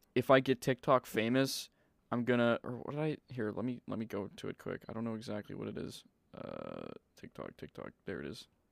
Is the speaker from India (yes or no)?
no; Manitoba, Canada; we're from Manitoba